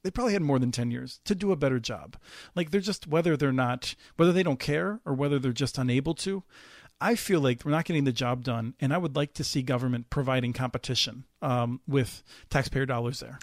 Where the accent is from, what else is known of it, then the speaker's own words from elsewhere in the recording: East Coast, United States; moved away as an adult; now in Minnesota, United States; grew up on the East Coast and, um, has lived in Minnesota for more than twenty-five years